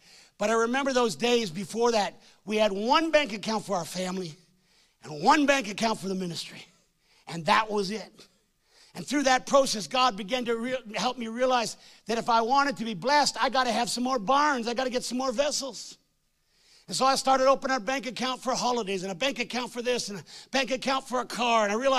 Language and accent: English; Hamilton, Ontario, Canada; born there; I was born in Hamilton, Ontario.